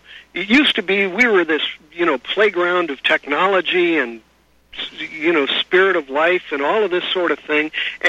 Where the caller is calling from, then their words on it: California, United States; I'm calling you from California